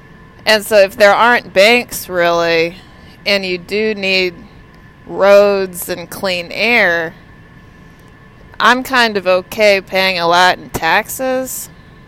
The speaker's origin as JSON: {"language": "English", "region": "Texas", "country": "United States", "said": "I'm from Texas."}